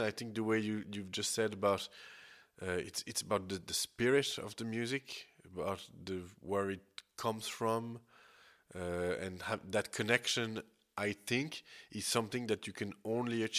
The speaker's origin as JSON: {"language": "English", "country": "Switzerland", "said": "I come from Switzerland"}